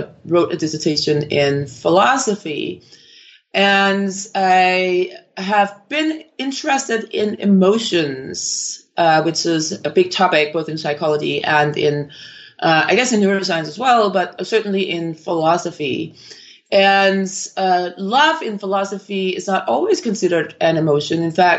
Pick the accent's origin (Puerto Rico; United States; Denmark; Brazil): Denmark; Copenhagen, Capital Region of Denmark; I'm originally from Copenhagen in Denmark, and I actually completed a degree in neuroscience in Denmark.